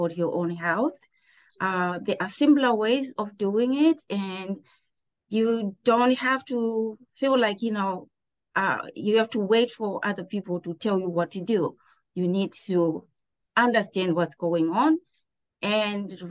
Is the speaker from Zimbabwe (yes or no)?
yes; Zimbabwe; now in Pittsburgh, United States; I grew up in Zimbabwe